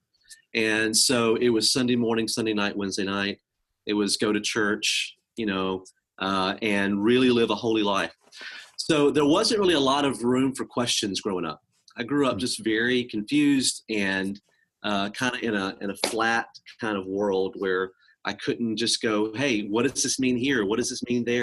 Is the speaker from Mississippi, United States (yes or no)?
yes; Mississippi, United States; also born or lived in Tehran, Iran; I grew up in Mississippi, but I was born in Iran